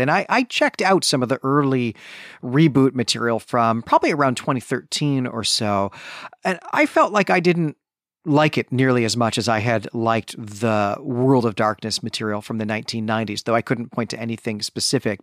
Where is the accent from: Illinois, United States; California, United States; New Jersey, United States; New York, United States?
Illinois, United States; Chicago; growing up in Chicagoland in the nineteen nineties